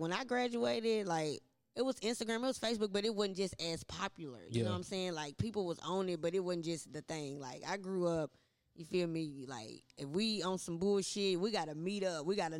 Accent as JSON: {"language": "English", "town": "Nashville", "region": "Tennessee", "country": "United States", "tie": "born or raised there", "said": "I'm just from Nashville. I done lived on every side of town. Went to all the schools."}